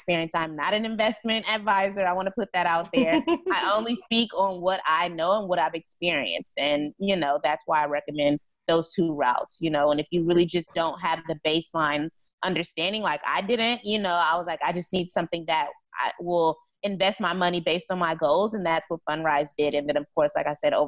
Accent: California, United States; I'm from California

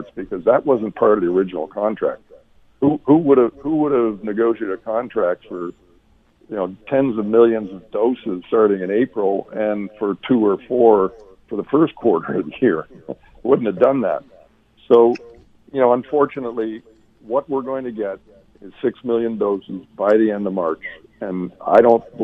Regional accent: Canada; as a Canadian

